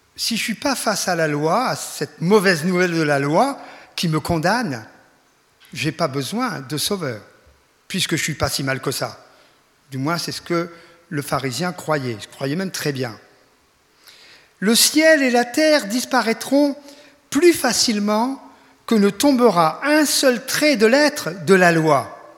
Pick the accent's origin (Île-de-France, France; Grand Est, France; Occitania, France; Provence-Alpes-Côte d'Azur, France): Grand Est, France; Reims; moved away; also born or lived in Ingwiller; d'après l'accent vous reconnaîtrez que je ne suis pas de la région, je viens de, de la région euh, champenoise, je suis né à Reims. Enfin j'ai quitté il y a déjà fort longtemps